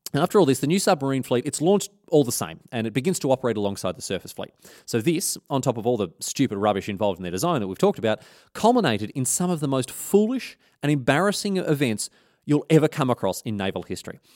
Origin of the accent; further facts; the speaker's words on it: Australia; as an Australian